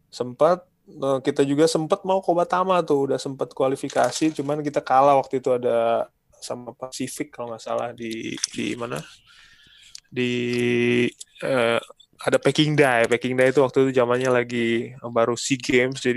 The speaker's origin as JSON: {"language": "Indonesian", "town": "Manado", "region": "North Sulawesi", "country": "Indonesia", "also_born_or_lived": "Sukabumi / Jakarta", "said": "dulu dari Manado"}